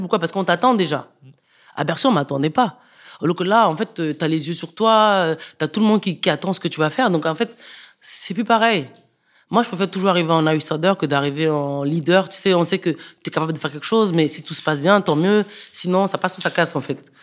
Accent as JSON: {"language": "French", "country": "Cameroon", "moved": "yes", "lives_now": "France", "said": "je viens du Cameroun."}